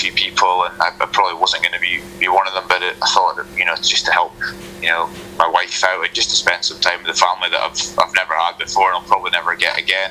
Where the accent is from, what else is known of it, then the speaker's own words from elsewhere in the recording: Newmarket, Scotland, United Kingdom; also born or lived in United States; growing up in Newmarket, you know, the village where I grew up